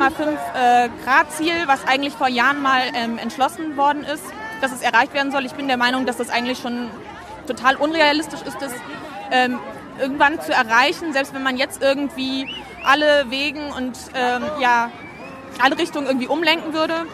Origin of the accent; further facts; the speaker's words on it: Frankfurt, Hesse, Germany; Das ist eigentlich mein ursprünglicher Stadtteil. Mittlerweile wohne ich in Bornheim, aber ja, ich bin aus Frankfurt.